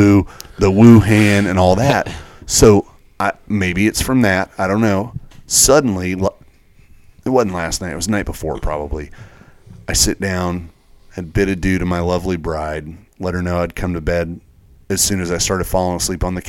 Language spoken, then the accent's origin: English; East Tennessee, United States; moved away; I grew up in the South. I grew up in East Tennessee, like in the shadows of Bristol Motor Speedway